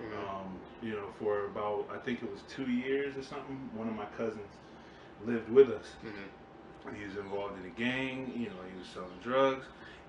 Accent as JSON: {"language": "English", "town": "Bridgeport", "region": "Connecticut", "country": "United States", "tie": "born or raised there", "said": "I grew up on the north end of Bridgeport. Mm-hmm. When I was first born, I was on the east side."}